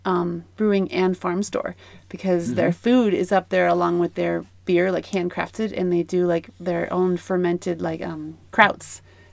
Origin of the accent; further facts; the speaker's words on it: Colorado, United States; Come on, we're from Colorado.